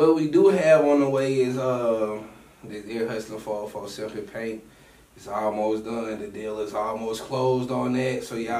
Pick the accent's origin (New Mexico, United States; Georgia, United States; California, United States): Georgia, United States; Atlanta; growing up in Atlanta, you know, especially on the west side.